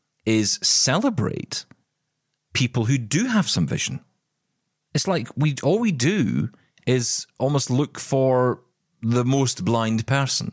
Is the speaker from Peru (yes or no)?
no; Glasgow, Scotland, United Kingdom; I'm from Glasgow